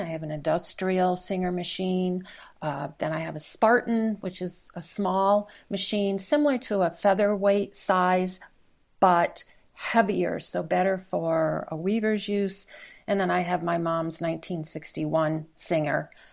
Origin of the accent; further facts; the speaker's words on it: upstate New York, United States; I'm, I'm native upstate New Yorker